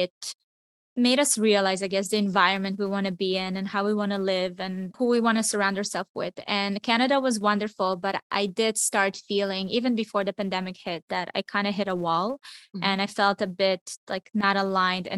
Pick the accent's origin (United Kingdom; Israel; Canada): Israel; moved away; also born or lived in Miami; I grew up in Israel. It's a small town.